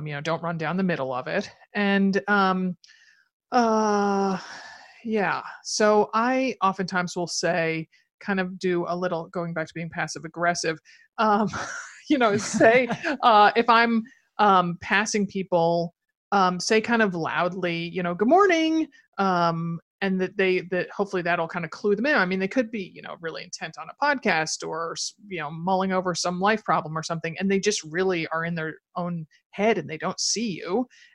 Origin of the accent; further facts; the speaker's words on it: East Coast, United States; also born or lived in Wellesley; I'm from the East Coast